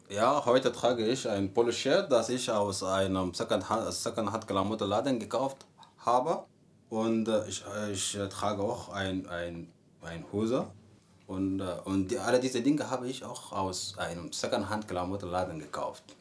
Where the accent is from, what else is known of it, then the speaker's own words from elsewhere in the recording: Sudan; German is a second language; moved away as an adult; now in Potsdam, Germany; ich komme aus dem Sudan, ich bin in, so in Deutschland seit drei Jahren. Äh, ich wohne in Potsdam